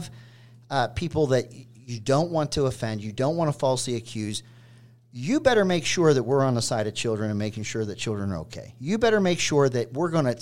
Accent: Pennsylvania, United States; growing up in Pennsylvania, Penn State as a university was larger than life

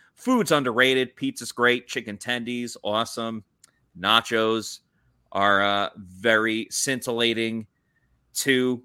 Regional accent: New York, United States; I grew up in New York

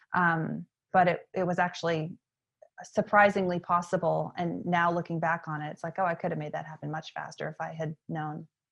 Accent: York, Maine, United States; moved away as an adult; also born or lived in Atlanta; My hometown is York, Maine, which is in southern Maine

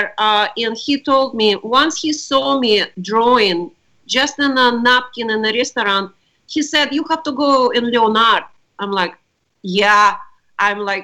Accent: Russia; moved away as an adult; now in United States; I was born in Russia right after Stalin died. And I lived during communist time

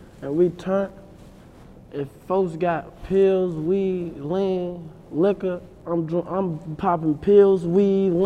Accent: Chicago, Illinois, United States; growing up in Chicago

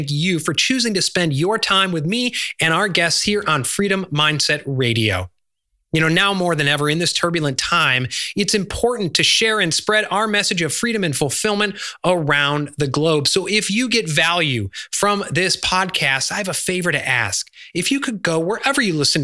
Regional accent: Chicago, Illinois, United States; now in Charleston, United States; I grew up in Chicago

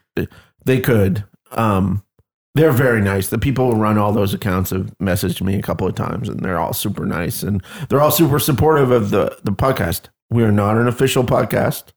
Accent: Canada; moved away; near where I came from Canada, there's a little village called Ashton

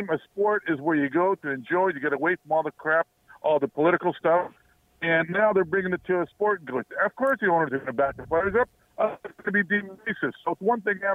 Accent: Toronto, Ontario, Canada; It's Scarborough. I grew up in West Hill

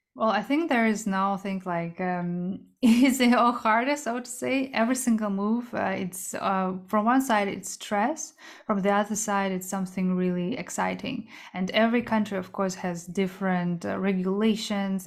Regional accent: Kazakhstan; moved away; also born or lived in South Korea; I was born in Central Asia in Kazakhstan, but I'm Korean.

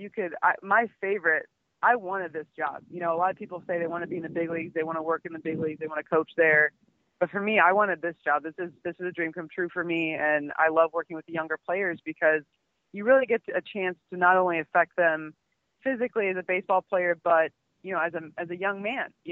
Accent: Omaha, Nebraska, United States; I'm from Nebraska, from Omaha

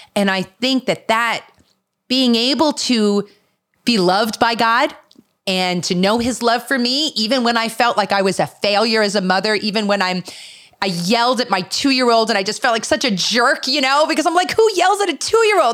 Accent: Philadelphia, Pennsylvania, United States; I'm actually from the Philadelphia area

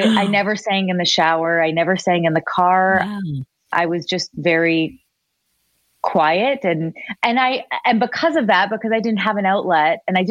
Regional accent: Richmond Hill, Ontario, Canada; I'm from Richmond Hill, a safe little

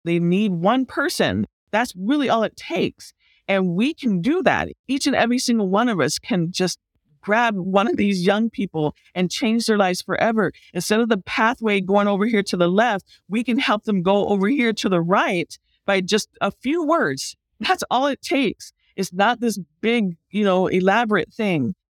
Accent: Lake County, California, United States; also born or lived in Bay Area, California; I grew up in the country

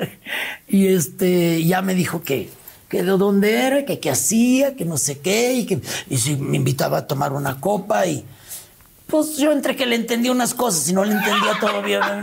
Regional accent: León, Guanajuato, Mexico; yo de León

